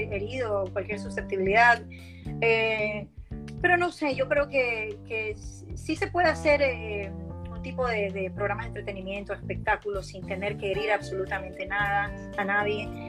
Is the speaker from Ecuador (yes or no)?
yes; Ecuador; moved away as an adult; now in United States; soy la única ecuatoriana